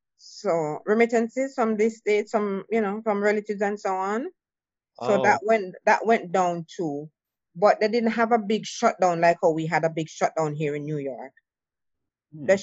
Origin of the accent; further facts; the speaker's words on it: Jamaica; moved away; I'm from Jamaica